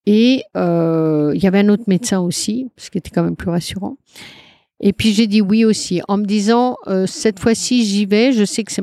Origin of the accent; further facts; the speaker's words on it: Brittany, France; Mais euh, je suis bretonne, j'aime bien, voilà.